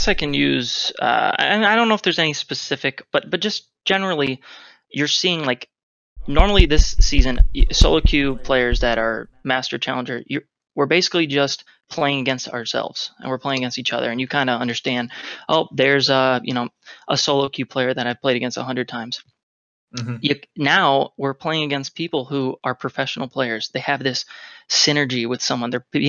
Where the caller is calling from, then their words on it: Philadelphia, Pennsylvania, United States; Philadelphia, Pennsylvania.